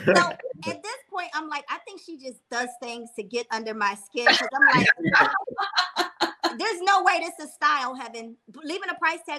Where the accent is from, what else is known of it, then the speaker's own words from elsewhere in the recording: Philadelphia, Pennsylvania, United States; I'm from Philly